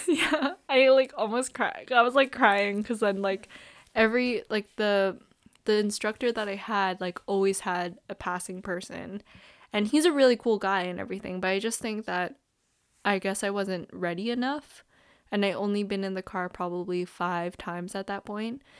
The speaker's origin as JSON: {"language": "English", "town": "Toronto", "region": "Ontario", "country": "Canada", "said": "we're from Scarborough"}